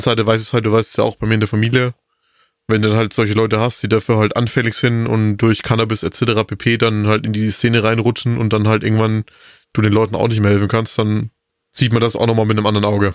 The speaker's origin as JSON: {"language": "German", "region": "Bavaria", "country": "Germany", "said": "bei uns in Bayern"}